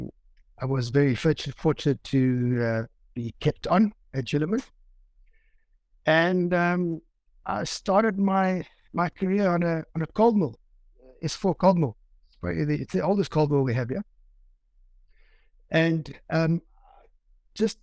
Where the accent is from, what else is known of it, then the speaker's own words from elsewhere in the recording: Pietermaritzburg, KwaZulu-Natal, South Africa; I'm born and bred in Marisburg, went to school here